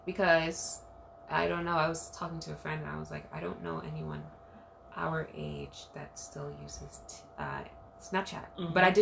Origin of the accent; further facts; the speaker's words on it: New York City, New York, United States; growing up in Brooklyn, like, you go to all these dance hall parties